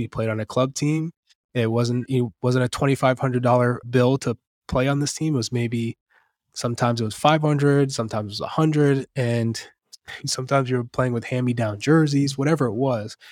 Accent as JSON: {"language": "English", "town": "Manchester", "region": "New Hampshire", "country": "United States", "tie": "born or raised there", "also_born_or_lived": "Lawrence, Massachusetts", "said": "I grew up in, in Manchester, New Hampshire. I was born in Lawrence, Massachusetts, but Manchester is, is kind of what shaped me."}